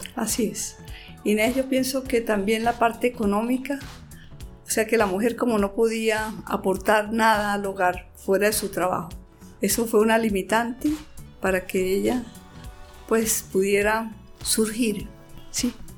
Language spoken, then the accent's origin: Spanish; Santander, Colombia; yo vengo de Santander